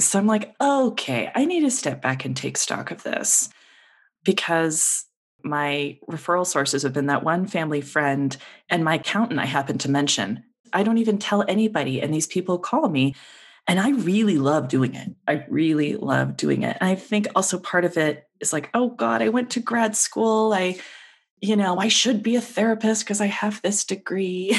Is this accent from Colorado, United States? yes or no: yes; Denver, Colorado, United States; moved away as an adult; also born or lived in Seattle; my family and I moved back to Denver, this is my hometown